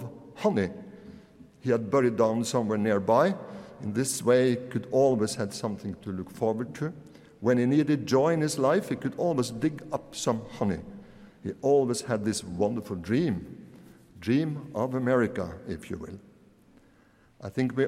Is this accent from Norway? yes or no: yes; Møre og Romsdal, Norway; When I grew up in Romsdal on the west coast in the 1960s